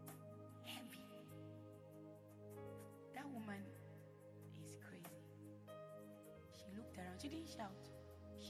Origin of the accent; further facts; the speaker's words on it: Edo, Nigeria; I'm from Edo State.